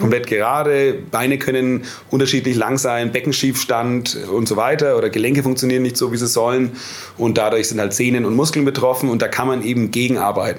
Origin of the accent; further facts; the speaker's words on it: Nuremberg, Bavaria, Germany; Heimatstadt Nürnberg